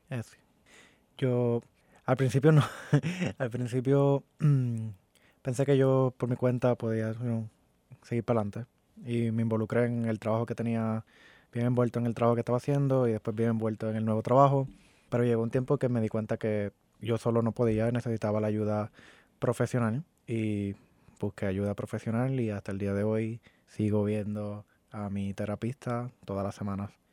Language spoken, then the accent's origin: Spanish; Puerto Rico; moved away as an adult; now in Orlando, United States; yo vengo de Puerto Rico. Me mudé hace un año, siete meses y un tiempito más.